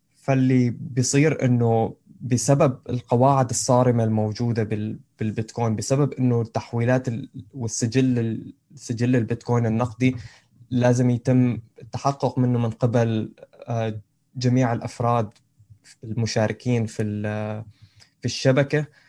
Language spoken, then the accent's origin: Arabic; Syria; أنا، أنا سوري